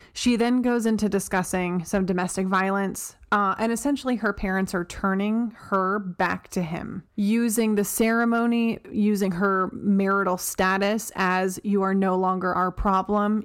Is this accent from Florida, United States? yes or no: no; Delaware, United States; My home state of Delaware